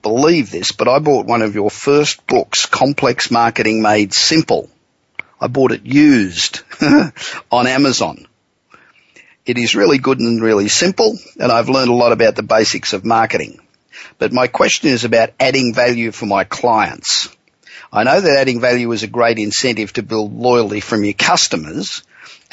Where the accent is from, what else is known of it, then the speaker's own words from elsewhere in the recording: Los Angeles, California, United States; We're coming to you this week from my hometown of Los Angeles.